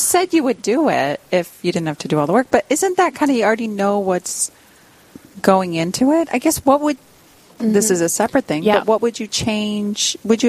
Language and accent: English; Kansas, United States; Well, I'm from Kansas originally, but went to K-State University.